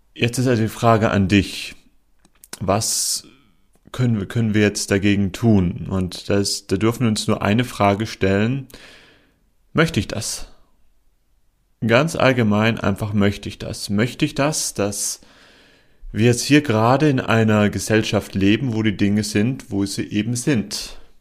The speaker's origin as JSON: {"language": "German", "country": "Germany", "moved": "as an adult", "lives_now": "Portugal", "said": "in mein Heimatland nach Deutschland"}